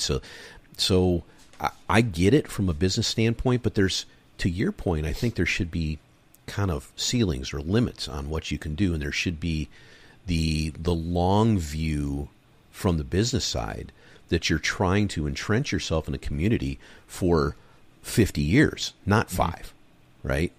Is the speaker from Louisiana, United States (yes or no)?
no; Michigan, United States; moved away; also born or lived in San Diego / Los Angeles; I've lived on the West Coast for most of my life, even though I grew up in Michigan